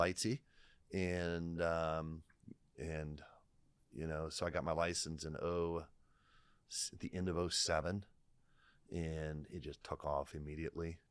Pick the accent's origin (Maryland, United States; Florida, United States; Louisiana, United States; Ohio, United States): Ohio, United States; Lima; I come from Lime, Ohio